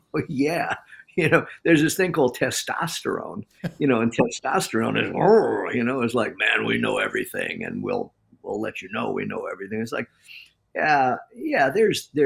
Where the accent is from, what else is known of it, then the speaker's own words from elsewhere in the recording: Farmingdale, New York, United States; now in San Diego, United States; But growing up on Long Island and doing the talk in Long Island, like miles from my high school, not many miles from the home that I grew up